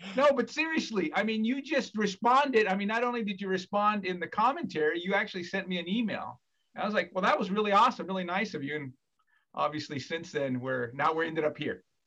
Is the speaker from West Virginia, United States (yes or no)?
no; Fresno, California, United States; I'm from Fresno, California, born and raised